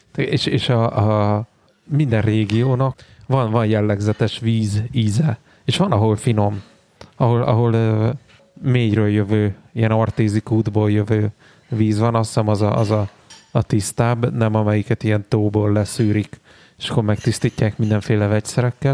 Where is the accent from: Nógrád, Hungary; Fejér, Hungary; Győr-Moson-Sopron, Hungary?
Fejér, Hungary; Székesfehérvár; now in Budapest, Hungary; Otthon Fehérváron